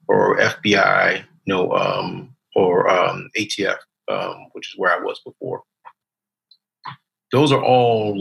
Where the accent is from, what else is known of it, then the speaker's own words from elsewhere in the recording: Baltimore, Maryland, United States; I grew up in Baltimore, Maryland